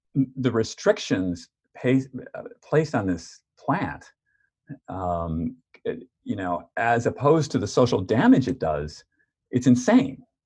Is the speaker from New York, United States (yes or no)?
yes; New York, United States; moved away; I'm from New York